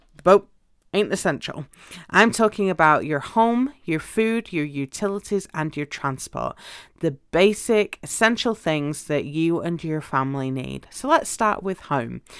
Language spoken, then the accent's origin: English; United Kingdom; moved away as an adult; now in United States; where I lived in the U K, when I was a, um, at university in one city and then I would travel home because I had a job in my hometown